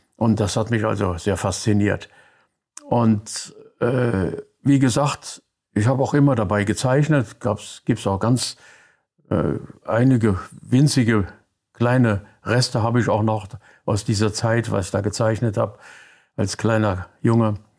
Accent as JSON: {"language": "German", "town": "Koblenz", "region": "Rhineland-Palatinate", "country": "Germany", "tie": "born or raised there", "also_born_or_lived": "Thuringia / Mainz / Frankfurt", "moved": "yes", "said": "Ich komme aus äh, Koblenz, da bin ich geboren. Die ersten acht Jahre meines Lebens dort verbracht, dann in Thüringen ein Jahr am Kriegsende. Und dann kamen wir wieder zurück nach Koblenz, dann Mainz"}